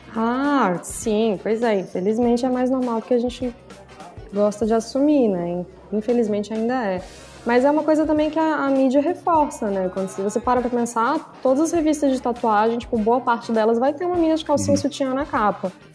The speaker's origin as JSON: {"language": "Portuguese", "town": "Brasília", "region": "Federal District", "country": "Brazil", "moved": "as an adult", "lives_now": "São Paulo, Brazil", "said": "Sou tatuadora de Brasília, moro em São Paulo há uns dois anos e meio."}